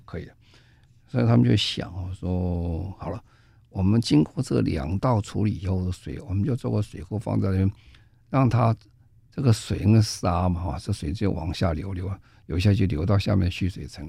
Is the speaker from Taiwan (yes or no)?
yes; Taiwan; 我们在台湾